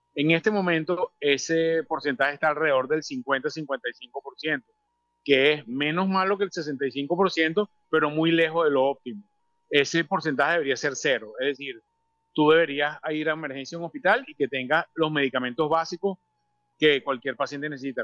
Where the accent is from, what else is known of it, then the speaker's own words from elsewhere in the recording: Venezuela; como venezolanos